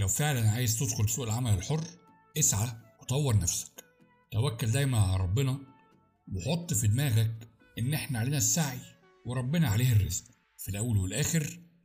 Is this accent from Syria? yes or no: no; Egypt; أنا شخص مصري